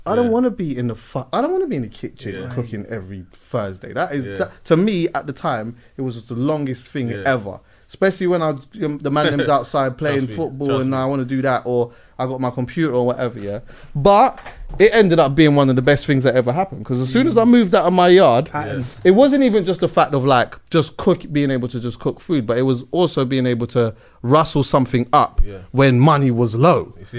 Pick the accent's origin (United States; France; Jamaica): Jamaica; And also, as I know, as like we're both Jamaican, we know. Being outside and stewing up some food and cooking up some jerk and that's part of our culture and that.